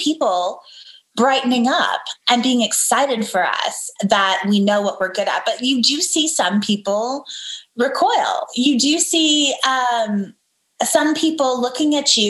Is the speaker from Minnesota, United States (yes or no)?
no; Dallas, Texas, United States; also born or lived in Murano, Italy / Seville, Spain / Washington, D.C. / North Carolina; now in Dallas, United States; I grew up in the South, in the States, right? I grew up in Texas